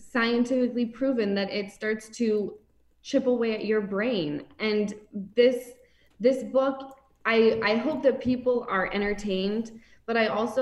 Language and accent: English; Salt Lake City, Utah, United States; I grew up in Salt Lake City